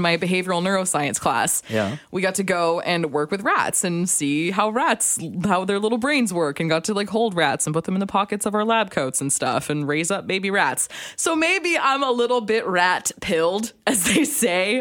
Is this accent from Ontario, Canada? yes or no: no; Alberta, Canada; also born or lived in Calgary, Alberta; now in British Columbia, Canada; I'm from Alberta, this has to come up once a show is that I'm from Alberta